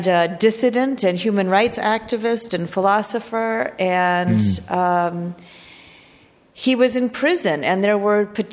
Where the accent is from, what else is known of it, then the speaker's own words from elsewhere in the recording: New England, United States; moved away as an adult; also born or lived in Midwest / Chicago; I grew up in New England, and then I went to school in the Midwest, and then I moved to Chicago